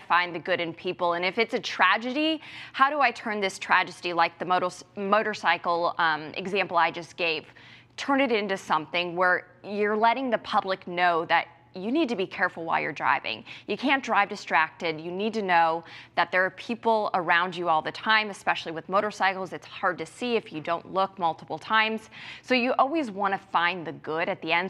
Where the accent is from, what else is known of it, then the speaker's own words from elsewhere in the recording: Ohio, United States; moved away; I'm from Ohio, and I'm going back home to work for the Cincinnati Police Department